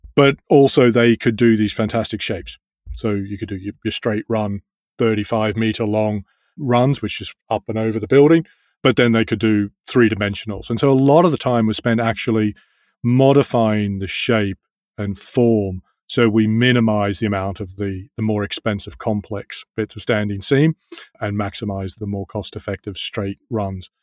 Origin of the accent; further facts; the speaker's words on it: Australia; moved away as an adult; now in London, United Kingdom; I grew up in Australia